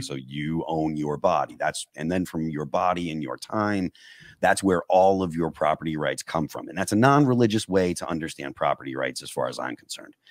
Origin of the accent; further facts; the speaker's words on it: New England, United States; I'm from New England, you know, so I'm not like what you would consider a Southerner